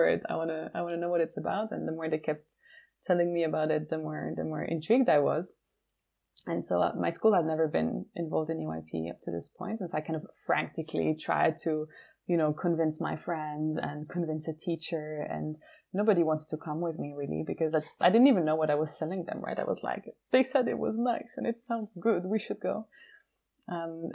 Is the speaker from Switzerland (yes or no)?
yes; Geneva, Switzerland; growing up in Geneva